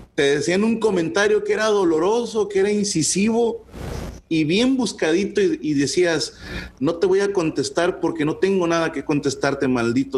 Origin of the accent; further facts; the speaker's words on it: Monterrey, Nuevo León, Mexico; usábamos mucho terminología de aquí